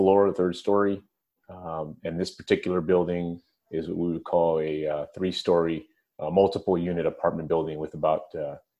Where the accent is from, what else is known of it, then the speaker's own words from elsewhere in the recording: San Francisco, California, United States; working at the firehouse, which was about 6 or 7 blocks from my home when I grew up in San Francisco